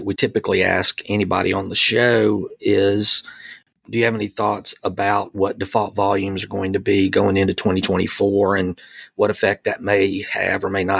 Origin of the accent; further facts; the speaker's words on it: Mississippi, United States; I'm from Mississippi.